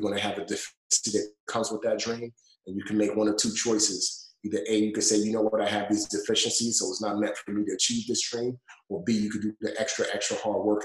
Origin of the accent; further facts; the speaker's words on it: New York City, New York, United States; also born or lived in Nigeria; I grew up in the Bronx. Bronx, New York. If you can't hear my accent, you could probably catch some of it when I say the word Bronx